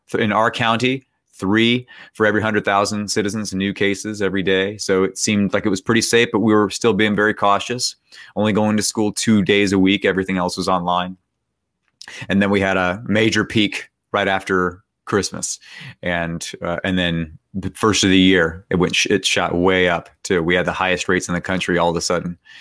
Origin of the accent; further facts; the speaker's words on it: Bay Area, California, United States; now in West Virginia, United States; I grew up in the Bay Area, and so I would just say that I was from San Francisco, even though I was from a town nearby San Francisco